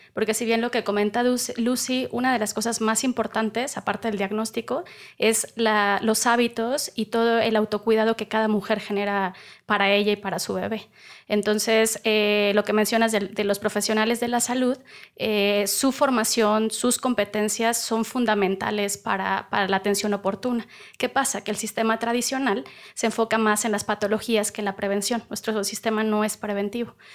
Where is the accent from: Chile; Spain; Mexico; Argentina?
Mexico; Veracruz; soy veracruzana